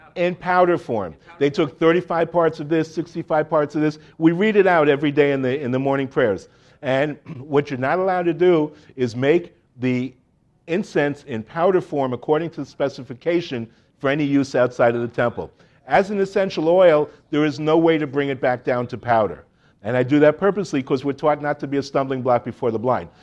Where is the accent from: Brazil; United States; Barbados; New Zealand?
United States; Miami Beach, Florida; moved away as an adult; now in Jerusalem, Israel; I grew up in Miami, Miami Beach.